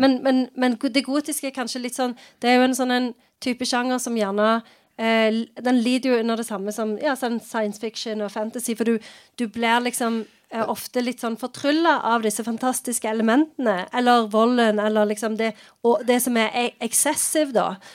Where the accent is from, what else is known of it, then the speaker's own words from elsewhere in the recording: Sandnes, Rogaland, Norway; jeg vokste opp i Sandnes